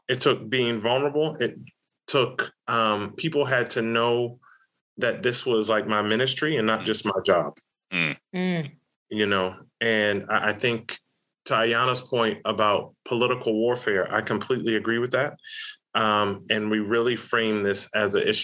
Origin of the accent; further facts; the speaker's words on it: the South, United States; growing up in the South